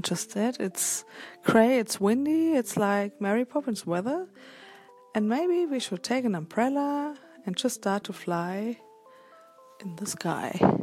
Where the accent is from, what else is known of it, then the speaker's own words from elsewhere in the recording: Cologne, North Rhine-Westphalia, Germany; I'm from Germany, Cologne